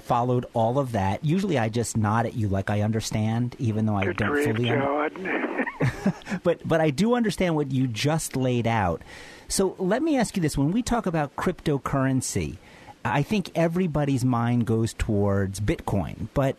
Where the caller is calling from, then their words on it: Philadelphia, Pennsylvania, United States; I'm calling in from Philadelphia.